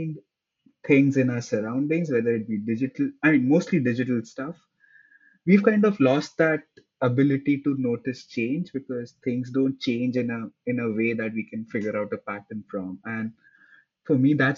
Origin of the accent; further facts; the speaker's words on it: India; moved away as an adult; now in New York, United States; I grew up in India next to a desert